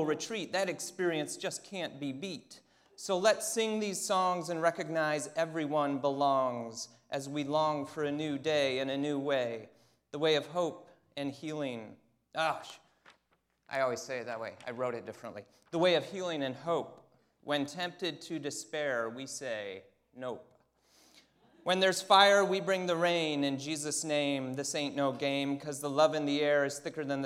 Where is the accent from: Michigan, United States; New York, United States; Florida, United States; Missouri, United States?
Michigan, United States; I am from Michigan